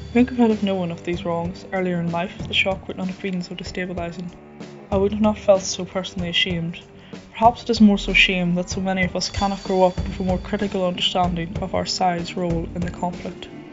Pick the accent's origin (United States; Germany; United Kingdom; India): United Kingdom; County Fermanagh, Northern Ireland; also born or lived in England; In my home of County Fermanagh